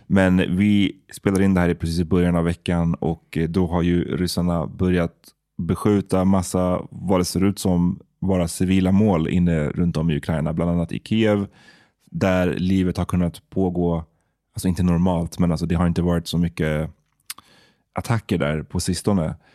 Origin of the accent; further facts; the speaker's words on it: Stockholm, Stockholm County, Sweden; Farsta där jag växte upp